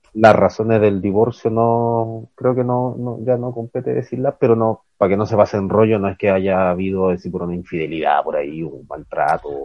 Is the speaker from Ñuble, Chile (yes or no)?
no; Calama, Antofagasta, Chile; moved away as an adult; also born or lived in Ecuador; Nosotros crecimos en Calama, o sea, nací en otra ciudad, pero nuestra infancia fue en Calama, al norte de Chile